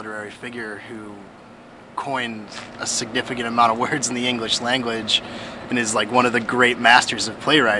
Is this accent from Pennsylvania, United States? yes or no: yes; Scranton, Pennsylvania, United States; Scranton, Pennsylvania.